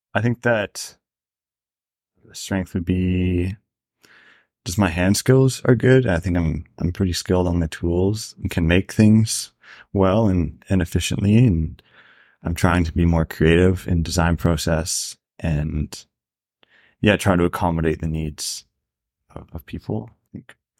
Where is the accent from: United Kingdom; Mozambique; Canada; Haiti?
Canada; rural Ontario; moved away as an adult; also born or lived in Banff, Alberta; It's, like, pretty rural Ontario